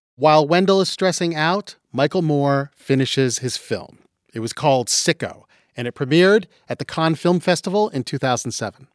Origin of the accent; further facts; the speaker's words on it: London, Ontario, Canada; moved away; we are both Canadians who walk among you. I'm from London, Ontario.